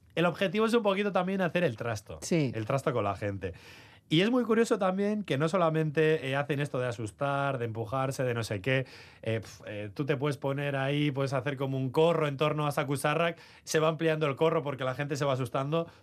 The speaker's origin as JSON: {"language": "Spanish", "town": "Trapagarán", "region": "Basque Country", "country": "Spain", "said": "soy de Trapagarán, casi"}